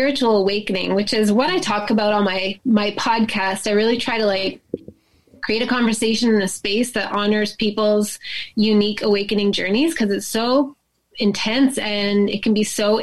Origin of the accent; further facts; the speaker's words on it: Canada; I'm from Canada